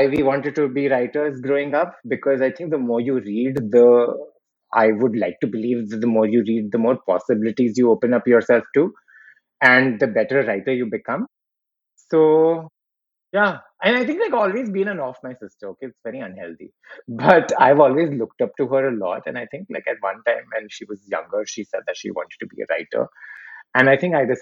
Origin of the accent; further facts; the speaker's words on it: Ahmedabad, Gujarat, India; we grew up in Gujarat